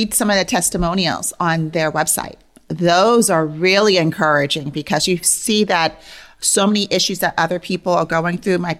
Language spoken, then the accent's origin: English; New York City, New York, United States; moved away as an adult; also born or lived in New Hampshire; now in Pittsburgh, United States; I did not come back home to New York. Like, I'm a New Yorker. I grew up in Bronx